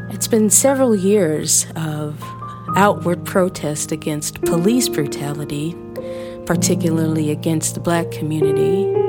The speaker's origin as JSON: {"language": "English", "town": "New Orleans", "region": "Louisiana", "country": "United States", "tie": "born or raised there", "said": "my hometown of New Orleans"}